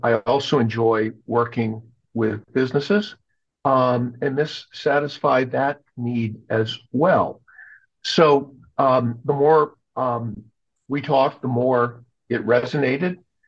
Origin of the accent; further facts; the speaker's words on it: New England, United States; now in Maryland, United States; I did not grow up in the Maryland area. I grew up up in New England, but have spent my entire adult working career in banking here in Maryland.